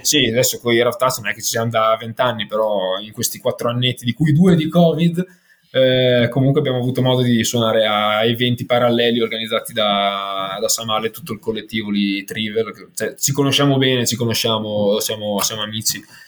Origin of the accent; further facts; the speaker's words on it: Ferrara, Emilia-Romagna, Italy; now in Milan, Italy; Sono di Ferrara ma trapiantato a Milano